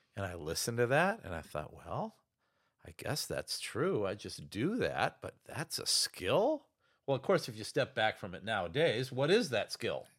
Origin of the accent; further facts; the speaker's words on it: Ohio, United States; now in Chicago, United States; My dad was a small town doctor back in my hometown in Ohio.